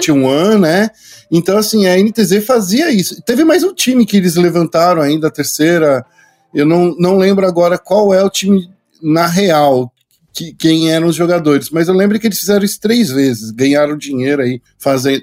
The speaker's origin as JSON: {"language": "Portuguese", "region": "São Paulo", "country": "Brazil", "said": "Porque eu sou muito paulistano, cara. Eu sou muito paulistano"}